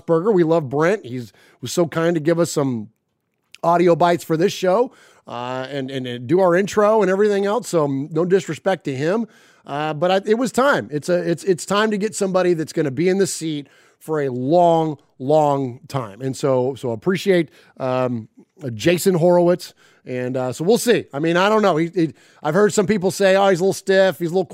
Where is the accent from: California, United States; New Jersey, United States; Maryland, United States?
California, United States; Bay Area; growing up in the Bay Area